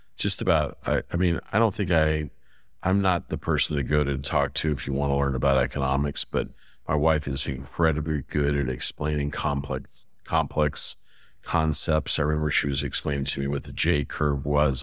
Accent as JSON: {"language": "English", "town": "Fresno", "region": "California", "country": "United States", "tie": "born or raised there", "said": "I grew up in California. I, I grew up in a place called Fresno, outside of Fresno"}